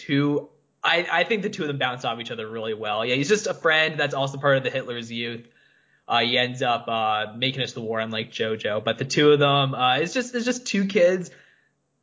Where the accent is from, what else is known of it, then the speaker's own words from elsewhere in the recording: Canada; I'm Canadian. I'm not German.